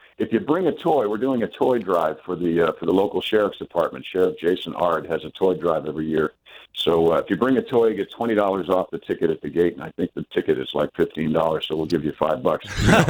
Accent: New York, United States; now in Louisiana, United States; Little did he know I'm from New York.

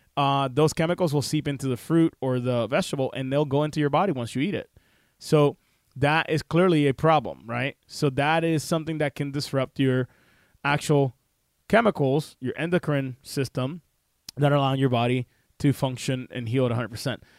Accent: Puerto Rico; the ghetto of where I grew up in Puerto Rico

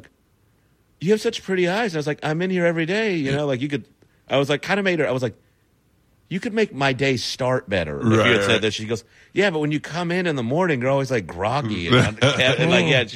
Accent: Texas, United States; I'm from Texas

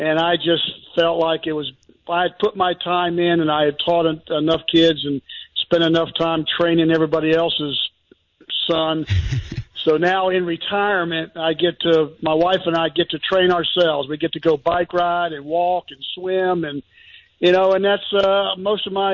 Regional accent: Fernandina Beach, Florida, United States; growing up in Fernandina Beach and going to Chipola and then playing at JU here locally

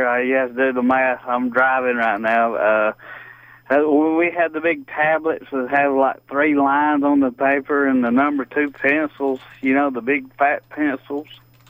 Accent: Ellijay, Georgia, United States; now in Cleveland, United States; Hey, I just wanted to tell you, I'm 52 years old. I grew up in Ella J. Georgia, Gilmer County, little bitty school.

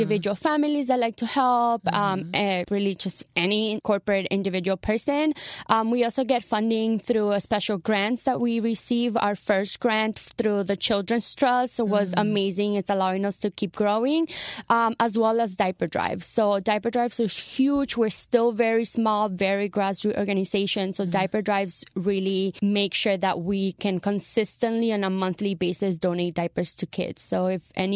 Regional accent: Venezuela; now in Florida, United States; I'm actually Venezuelan, but I lived in Florida for 18 plus years

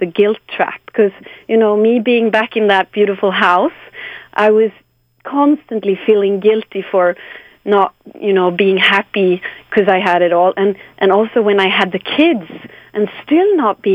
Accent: Sweden; English is a second language; I'm from Sweden, so my Swedish is not perfect

